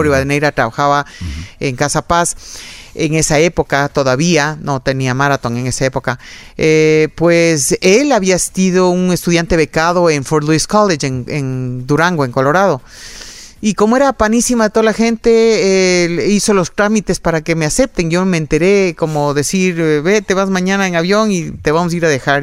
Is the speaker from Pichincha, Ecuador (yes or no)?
yes; Quito, Pichincha, Ecuador; Yo nací aquí en Quito